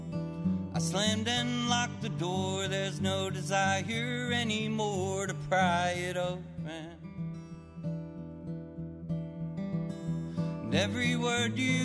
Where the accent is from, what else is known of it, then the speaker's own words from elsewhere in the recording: Funkstown, Maryland, United States; I'm 39 years old. I'm from Funkstown, Maryland